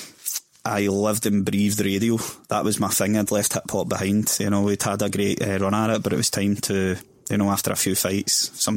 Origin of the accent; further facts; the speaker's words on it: Glasgow, Scotland, United Kingdom; also born or lived in Balornock; I grew up in Springburn for the first 6 years of my life